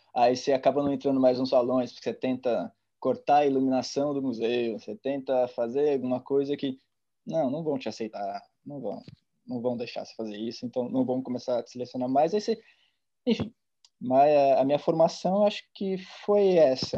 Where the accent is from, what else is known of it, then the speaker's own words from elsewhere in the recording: Ribeirão Preto, São Paulo, Brazil; moved away as an adult; also born or lived in Santa Rita do Passa Quatro, São Paulo, Brazil; now in Barcelona, Spain; nasci em Santa Rita do Passa Quatro, que é interior do estado de São Paulo, em 1987. Eh, morei ali até mais ou menos os 10 anos, depois me mudei para Ribeirão Preto, onde eu fiquei os últimos anos